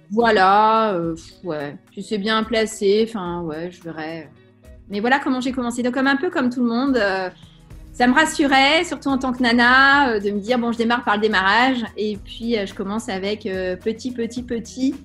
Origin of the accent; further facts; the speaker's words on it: Saint-Brieuc, Brittany, France; je suis née à Saint-Brieuc, donc dans les Côtes d'Armor. Je suis une bretonne de pure souche